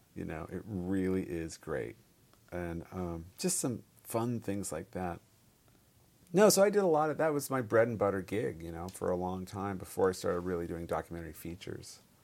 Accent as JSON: {"language": "English", "area": "Bay Area", "region": "California", "country": "United States", "tie": "born or raised there", "also_born_or_lived": "Stanford / Los Altos / Cupertino / San Jose", "moved": "as an adult", "said": "I'm born and raised in the Bay Area"}